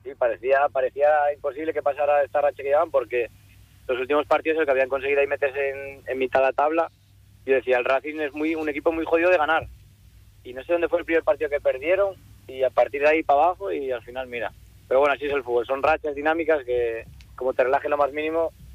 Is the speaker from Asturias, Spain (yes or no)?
yes; Asturias, Spain; moved away as an adult; also born or lived in Cantabria; Era mi primer año que salí yo de de Asturias